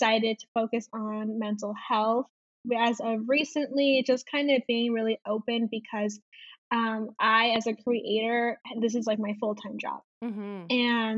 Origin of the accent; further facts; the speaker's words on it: Chicago, Illinois, United States; I am from Chicago and I am 23 years old.